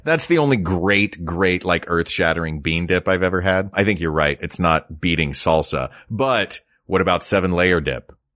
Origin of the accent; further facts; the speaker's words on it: United States; we're American